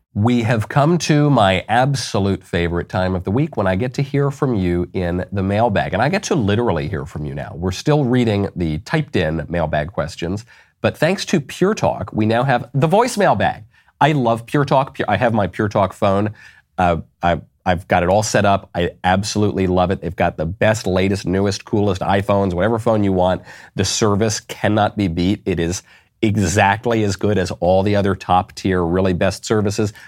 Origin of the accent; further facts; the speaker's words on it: New York, United States; moved away; also born or lived in Los Angeles; I am from New York. I lived in Los Angeles.